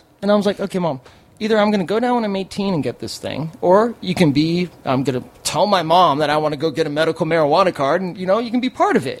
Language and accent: English; Westlake Village, California, United States; Born and raised here, California, right. Westlake Village.